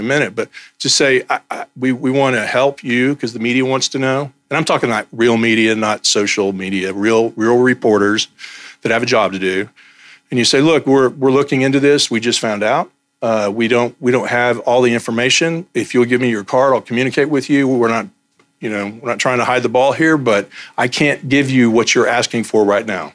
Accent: Texas, United States; I'm from Texas

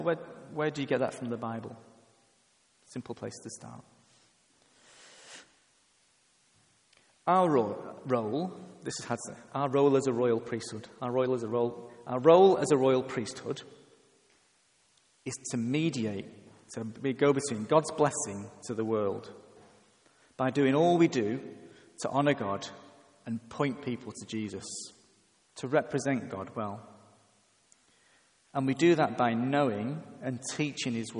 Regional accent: England, United Kingdom; I am English

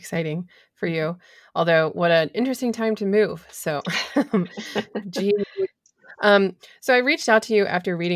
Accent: Rhode Island, United States; my home state of Rhode Island

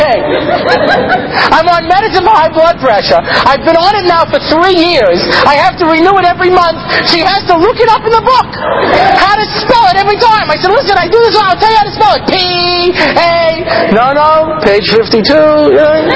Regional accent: Long Island, New York, United States; now in Israel; I grew up out on Long Island.

